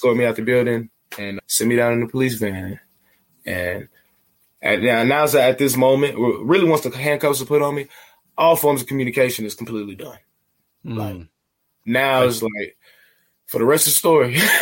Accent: Atlanta, Georgia, United States; moved away as an adult; also born or lived in Beijing; I'm from Atlanta, bro. This Atlanta's the city of finesse

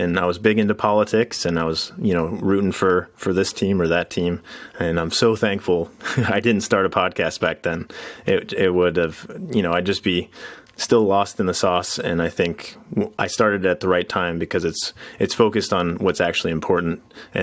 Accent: Iowa, United States; also born or lived in California; my wife and I moved from California back home to Iowa

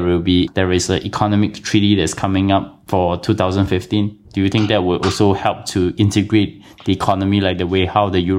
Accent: Singapore; Singapore, as a Singaporean

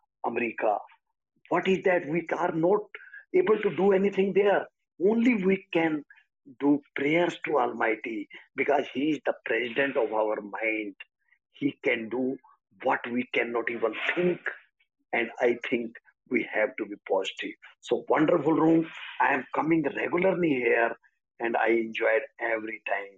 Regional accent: India; I'm life coach from India

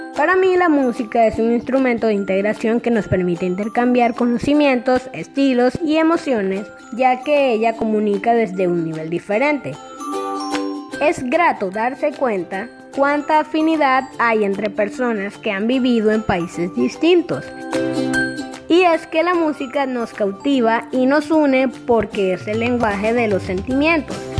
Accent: Maracaibo, Zulia, Venezuela; moved away; Yo que vengo de Maracaibo, en el estado y al occidente de Venezuela

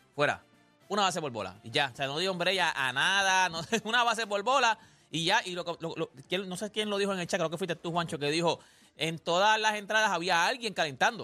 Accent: Puerto Rico; como todo boricua

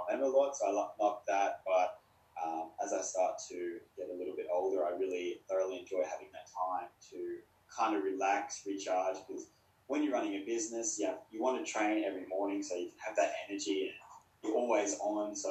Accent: Gold Coast, Queensland, Australia; also born or lived in Sydney; born in Sydney, but been here since I was really young. So grew up on the Gold Coast

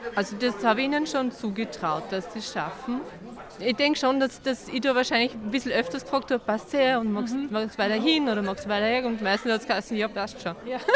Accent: Rohrau, Lower Austria, Austria; wir kommen aus Rohrau, Niederösterreich

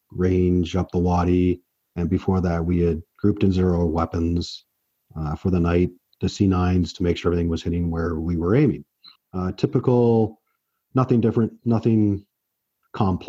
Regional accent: Oakville, Ontario, Canada; also born or lived in Brampton, Ontario; I was born in Brampton, raised in Oakville.

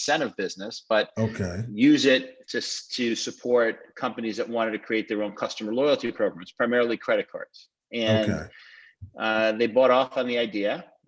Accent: Rockland County, New York, United States; I'm originally from Rockland County, so a little bit outside New York, and lived there through college

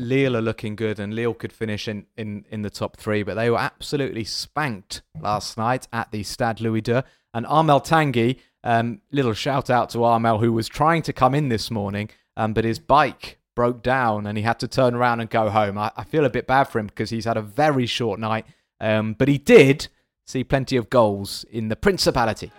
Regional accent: England, United Kingdom; now in France; I'm French, I, well, I'm still English, I'm still British

